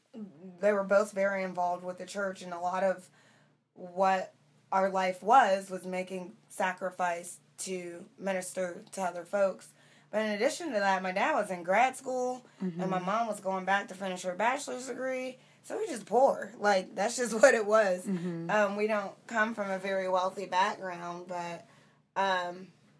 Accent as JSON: {"language": "English", "town": "Muncie", "region": "Indiana", "country": "United States", "moved": "yes", "said": "I'm from Muncie, Indiana, originally."}